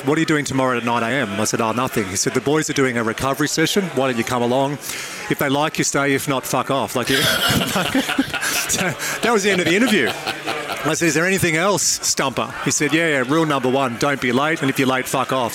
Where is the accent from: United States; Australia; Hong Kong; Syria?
Australia; Dubbo, New South Wales; one of my best mates, Mario, I grew up with in Dubbo